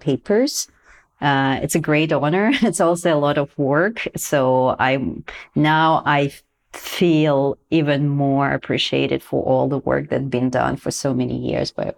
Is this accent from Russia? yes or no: yes; Russia; now in Helsinki, Finland; Originally, I'm from Russia